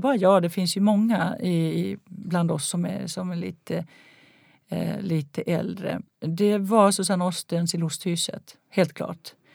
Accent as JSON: {"language": "Swedish", "town": "Helsinki", "region": "Uusimaa", "country": "Finland", "tie": "born or raised there", "said": "jag växte upp i Helsingfors"}